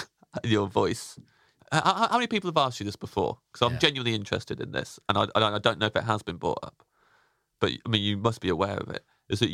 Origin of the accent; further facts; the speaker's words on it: Kettering, East Midlands, United Kingdom; accent: Kettering, Northamptonshire; it's Kettering, Northamptonshire.